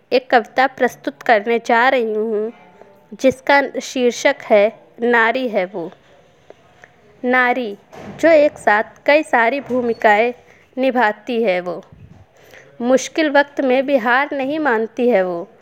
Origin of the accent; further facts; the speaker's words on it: Kanpur, Uttar Pradesh, India; मैं उत्तर प्रदेश के ज़िले कानपुर की रहने वाली हूँ